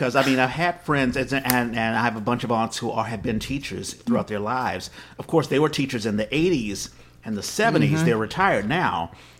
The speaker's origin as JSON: {"language": "English", "town": "Washington", "region": "District of Columbia", "country": "United States", "tie": "born or raised there", "also_born_or_lived": "Texas / New York", "moved": "as an adult", "lives_now": "Bay Area, United States", "said": "I was born in Texas, raised in Washington, D.C."}